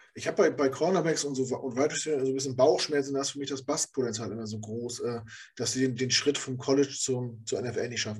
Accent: Rostock, Mecklenburg-Vorpommern, Germany; moved away as an adult; now in Hamburg, Germany; das ist meine Heimat. Da, da bin ich groß geworden

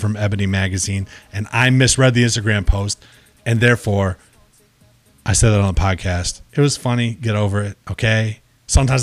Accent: California, United States; I was made in California. I was born in California

